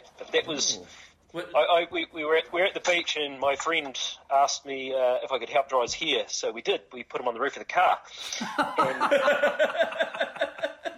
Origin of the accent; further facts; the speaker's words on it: Wallacetown, Southland, New Zealand; also born or lived in Invercargill; I grew up in Wallacetown and worked in Invercargill.